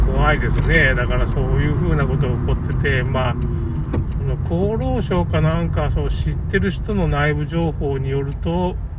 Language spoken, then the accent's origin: Japanese; Tamano, Okayama, Japan; 僕の故郷の玉野市